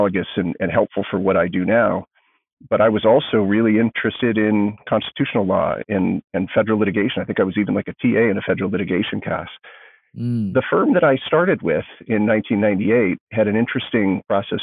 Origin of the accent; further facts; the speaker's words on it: San Diego, California, United States; moved away as an adult; now in New York, United States; I was born and raised in San Diego, California